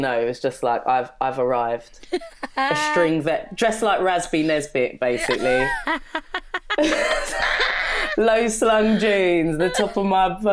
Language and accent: English; London, United Kingdom; growing up in London, I grew up in Brixton